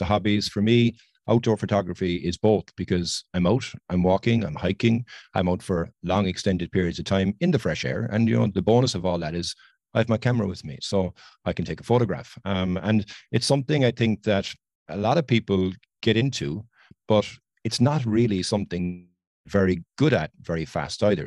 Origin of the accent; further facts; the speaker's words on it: Ireland; I'm from Ireland.